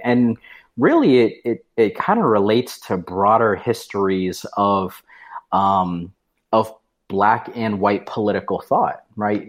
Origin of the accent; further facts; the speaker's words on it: New Hampshire, United States; moved away as an adult; also born or lived in North Carolina; I was from New Hampshire. I had moved down to North Carolina.